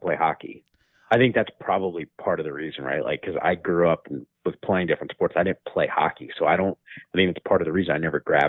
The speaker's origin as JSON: {"language": "English", "region": "Northern New Jersey", "country": "United States", "tie": "born or raised there", "also_born_or_lived": "Bronx, New York / New York", "moved": "as an adult", "lives_now": "West Coast, United States", "said": "I grew up in Northern New Jersey, went to school in New York, used to work in Midtown. Believe me, I was born in the Bronx."}